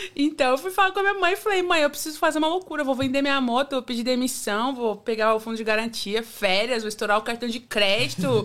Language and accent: Portuguese; Praia Grande, São Paulo, Brazil; moved away as an adult; now in Australia; eu vim da Praia Grande, véi, litoral hum. de São Paulo